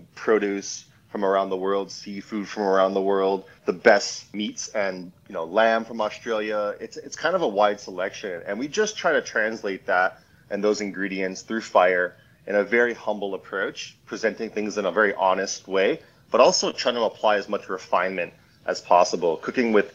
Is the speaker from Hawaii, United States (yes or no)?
yes; Hawaii, United States; moved away; Growing up in Hawaii, it's a very special place.